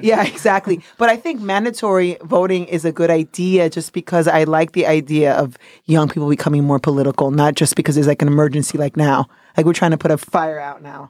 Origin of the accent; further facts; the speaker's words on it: New York City, New York, United States; also born or lived in Dominican Republic; I'm a Dominican Yorker. I'm from New York City by way of Dominican Republic